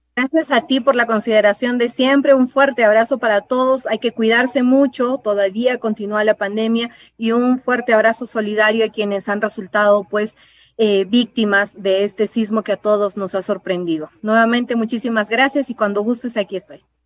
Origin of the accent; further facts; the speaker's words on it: Peru; todos como peruanos